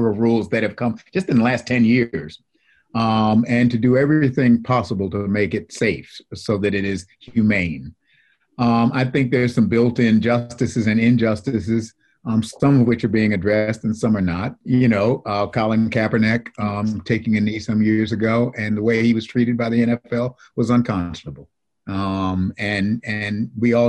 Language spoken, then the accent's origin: English; Buffalo, New York, United States; now in North Carolina, United States; I grew up in Buffalo, and I'm a lifelong Buffalo Bills fan